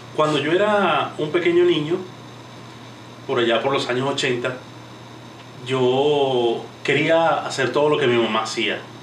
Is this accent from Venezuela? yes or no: yes; Venezuela; moved away as an adult; also born or lived in Caracas; now in United States; yo soy venezolano, actualmente residenciado en los Estados Unidos